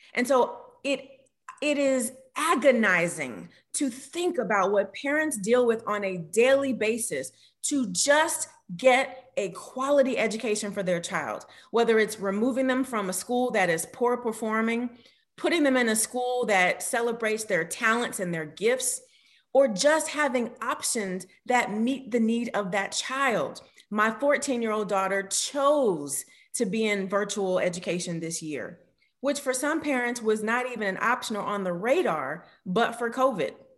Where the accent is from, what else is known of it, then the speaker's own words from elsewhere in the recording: Miami, Florida, United States; growing up in Miami